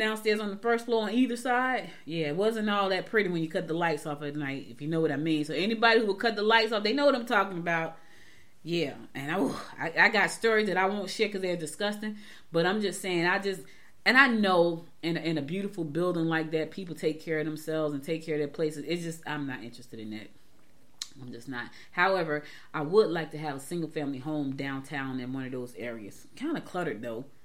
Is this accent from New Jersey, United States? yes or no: yes; New Jersey, United States; moved away; growing up in Jersey